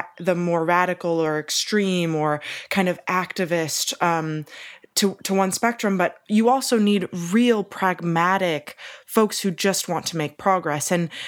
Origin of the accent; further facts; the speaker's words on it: United States; as an American